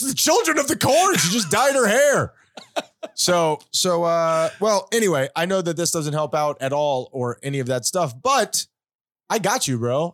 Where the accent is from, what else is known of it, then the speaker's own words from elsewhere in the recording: Hollywood, United States; we were growing up in Hollywood, we were not well off